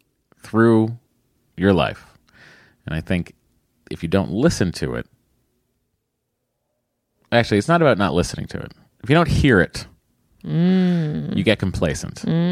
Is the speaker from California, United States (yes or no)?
no; Connecticut, United States; I'm from Connecticut. Oh, well, very close to Westport.